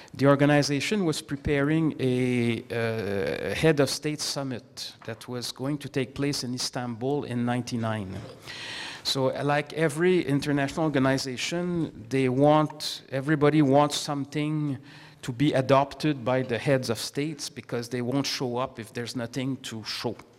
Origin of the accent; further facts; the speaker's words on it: Canada; as a Canadian diplomat